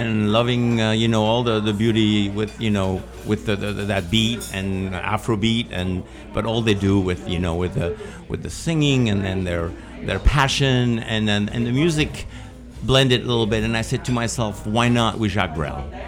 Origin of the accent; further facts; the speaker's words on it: Spain; moved away; I was born in Spain